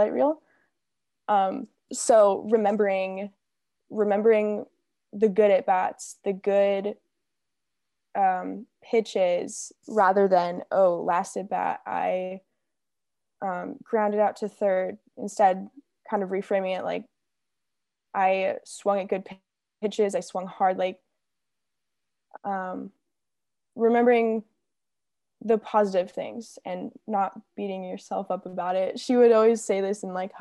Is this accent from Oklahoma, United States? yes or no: no; Arizona, United States; moved away as an adult; now in California, United States; I'm from Arizona, but it's okay. I've claimed California now